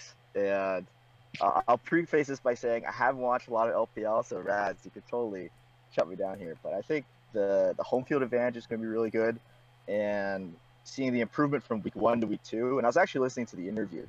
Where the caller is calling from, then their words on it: San Francisco, California, United States; I'm calling from San Francisco